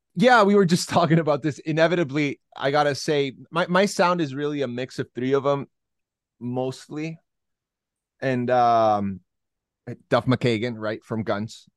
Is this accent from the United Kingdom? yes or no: no; Santiago, Santiago Metropolitan Region, Chile; now in Las Vegas, United States; I'm originally from Santiago, Chile, South America